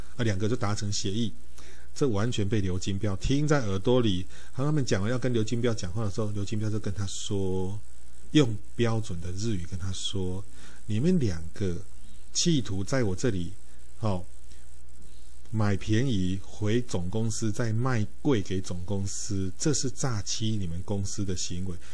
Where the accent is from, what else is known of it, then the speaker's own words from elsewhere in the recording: central and southern Taiwan, Taiwan; 你到我们中南部来